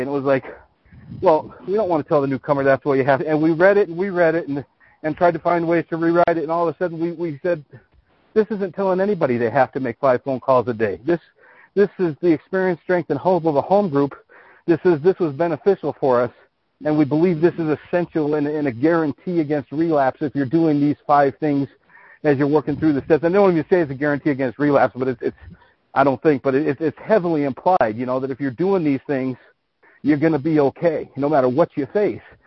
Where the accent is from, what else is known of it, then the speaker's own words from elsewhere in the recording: the Western United States, United States; I grew up in the West, and I live in the in the Western United States right now.